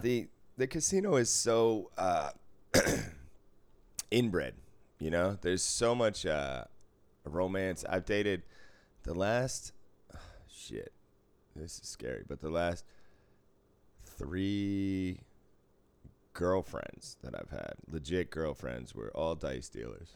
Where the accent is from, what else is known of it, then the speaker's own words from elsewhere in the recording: Boston, Massachusetts, United States; moved away; I grew up in Boston driving